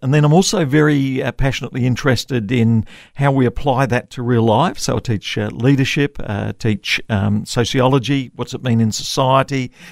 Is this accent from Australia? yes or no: yes; Tasmania, Australia; moved away as an adult; also born or lived in Victoria / Brisbane; I grew up in Tasmania. My grandfather came out to Tasmania to plant a church there, and that's where I was raised